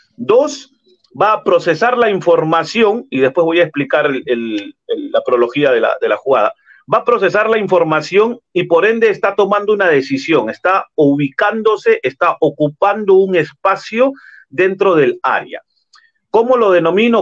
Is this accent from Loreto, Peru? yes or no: no; Lima, Peru; yo soy natural de Lima